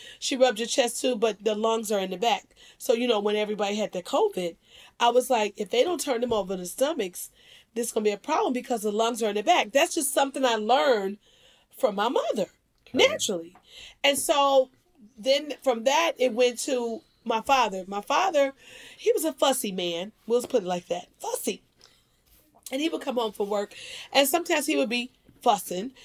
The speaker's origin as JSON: {"language": "English", "town": "Dixmoor", "region": "Illinois", "country": "United States", "tie": "born or raised there", "said": "we grew up in Dixmoor, Illinois"}